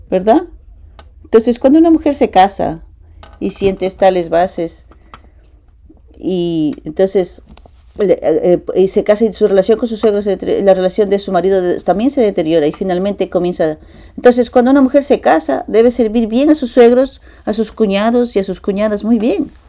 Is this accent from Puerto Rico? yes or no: no; Japan; Spanish is a second language; now in United States; Eh, fui criado y nacido en Japón. Y estoy aquí hace 10 años. En, estuve en dos años en, en, la Academia de, en, la de Paz y cinco años en CARP en Las Vegas.